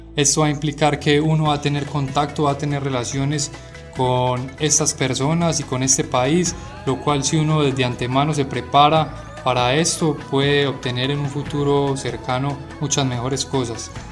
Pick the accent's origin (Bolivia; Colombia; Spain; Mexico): Colombia; moved away as an adult; also born or lived in Medellín; now in Beijing, China; yo soy colombiano y actualmente estudio en la Universidad de Lengua y Cultura de Beijing